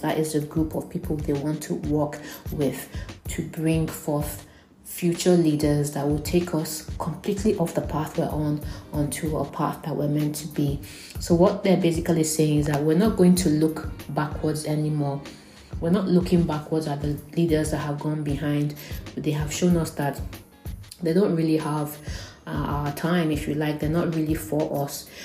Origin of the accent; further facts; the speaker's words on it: Nigeria; being Nigerian